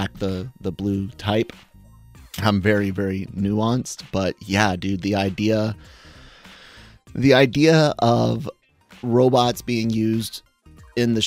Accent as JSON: {"language": "English", "region": "Florida", "country": "United States", "said": "I'm from Florida"}